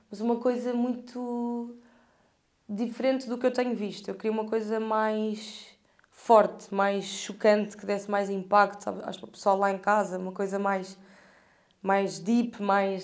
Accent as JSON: {"language": "Portuguese", "country": "Portugal", "tie": "born or raised there", "said": "eu sou portuguesa e eu sou daqui, nasci aqui"}